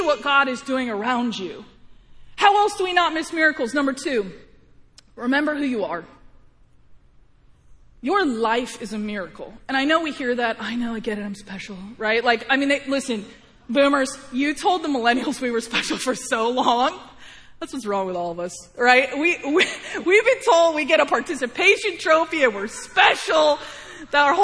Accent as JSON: {"language": "English", "region": "Missouri", "country": "United States", "tie": "born or raised there", "said": "I was born in Missouri, not Illinois"}